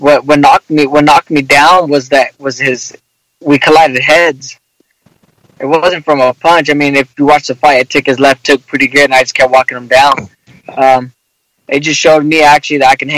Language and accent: English; Lemoore, California, United States; moved away as an adult; now in Southern California, United States; I'm originally from Lemoore